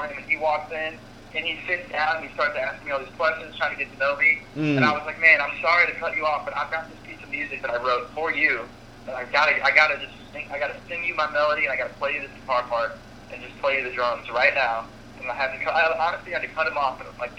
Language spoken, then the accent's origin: English; St. Louis, Missouri, United States; I'm from St. Louis